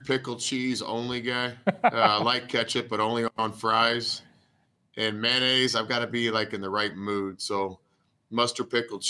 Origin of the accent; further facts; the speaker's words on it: Texas, United States; moved away as an adult; also born or lived in Kansas / Oklahoma; growing up in Texas, you know, Whataburger was always the spot